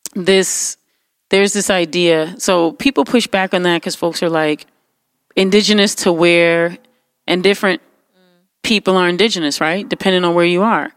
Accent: New York City, New York, United States; growing up in New York City

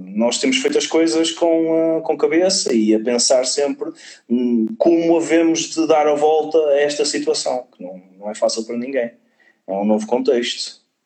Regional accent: Vila Nova de Gaia, Norte, Portugal; also born or lived in Lisbon; eu sou daqui de Gaia.

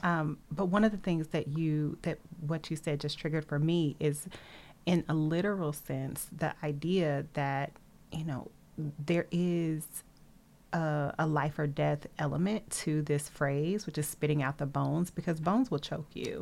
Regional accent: Nashville, Tennessee, United States; I grew up in a landlocked area. I'm from Nashville.

